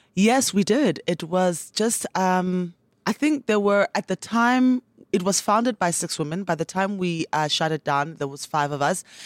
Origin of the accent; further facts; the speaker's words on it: Port Elizabeth, Eastern Cape, South Africa; also born or lived in Transkei / Mthatha; now in Johannesburg, South Africa; I grew up in the Eastern Cape